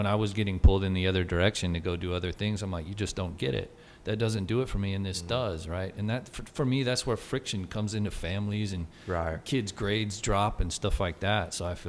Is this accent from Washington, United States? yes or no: no; Houston, Texas, United States; born there; I was born in Houston. I rode for 20 years